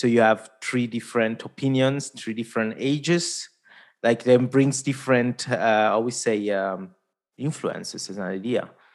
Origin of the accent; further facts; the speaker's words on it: Italy; first language Italian; English is a second language; Italian, my mother tongue